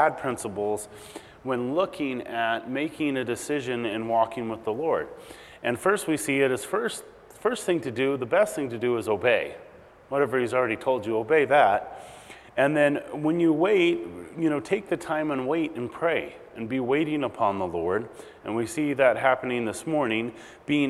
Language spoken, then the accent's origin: English; Big Bear Lake, California, United States; Where I grew up in Big Bear